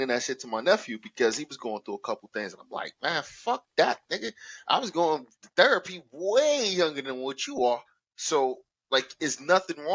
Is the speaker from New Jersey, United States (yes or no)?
yes; New Jersey, United States; now in Florida, United States; I'm still from New Jersey